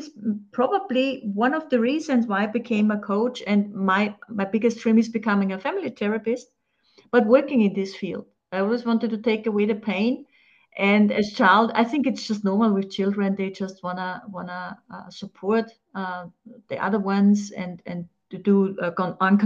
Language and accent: English; Austria; I'm from Austria